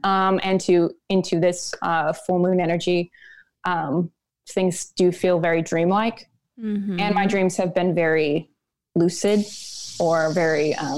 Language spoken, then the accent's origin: English; North Dakota, United States; born there; also born or lived in Minnesota / Nebraska / Oregon / California; I was born in North Dakota and I moved a lot. So I was in like Minnesota, Nebraska, Oregon, California. I moved quite a bit.